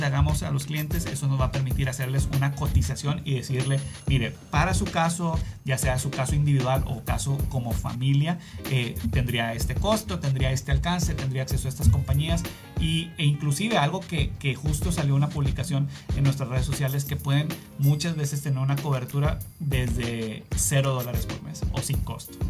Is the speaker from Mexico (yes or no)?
yes; Mexico; moved away; yo soy de México